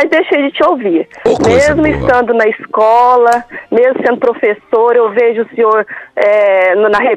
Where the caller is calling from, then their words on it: Amorinópolis, Goiás, Brazil; Eu falo de Amorinópolis, Goiás, na Fazenda Bela Vista.